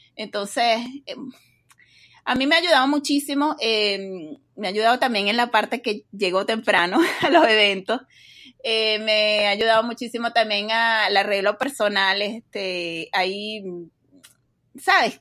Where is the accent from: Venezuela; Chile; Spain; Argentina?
Venezuela; moved away as an adult; now in Dallas, United States; soy venezolana, eh, tengo más o menos unos 15 años en Estados Unidos, vivo en Texas